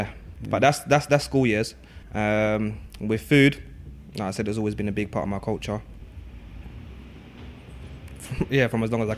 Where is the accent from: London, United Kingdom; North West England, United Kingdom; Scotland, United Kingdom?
London, United Kingdom; East Ham; And I mean, growing up in East London, East Ham, you know, I went to, my secondary school was like, probably, yeah, it was the largest school in Newham with over 1,000 pupils there. And I'm the only Lao person there from Laos.